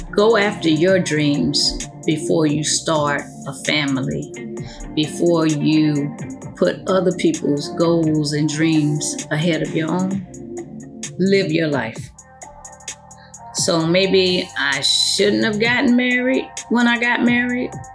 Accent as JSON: {"language": "English", "country": "United States", "tie": "born or raised there", "said": "born in the States versus born in Honduras"}